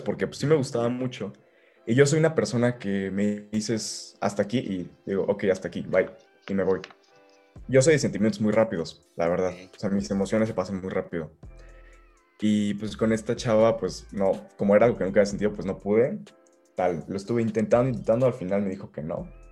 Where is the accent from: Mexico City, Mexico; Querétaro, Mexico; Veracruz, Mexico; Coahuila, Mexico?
Querétaro, Mexico; also born or lived in Guadalajara, Mexico; nací en Guadalajara. Ok pero a los tres meses um, de, irme para allá, digo, a los tres meses de, estar ahí, me vine para acá a Querétaro. Así que prácticamente soy querétaro.